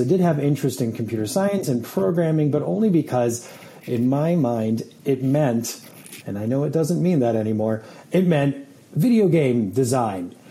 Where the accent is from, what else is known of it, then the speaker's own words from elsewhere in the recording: Saratoga Springs, New York, United States; also born or lived in Germany; I grew up in upstate New York at a little city called Saratoga Springs